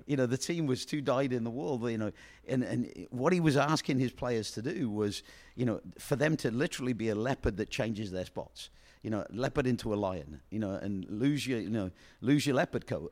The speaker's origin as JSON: {"language": "English", "town": "Oxford", "region": "South East England", "country": "United Kingdom", "tie": "born or raised there", "moved": "yes", "said": "I come from Oxford, England, you know, and, and I was born up, brought up in a boarding house"}